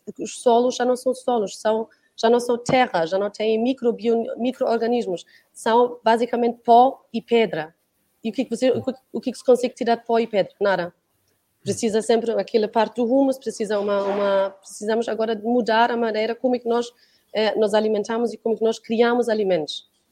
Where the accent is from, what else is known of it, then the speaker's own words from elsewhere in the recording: Germany; now in Portugal; eu sou da Alemanha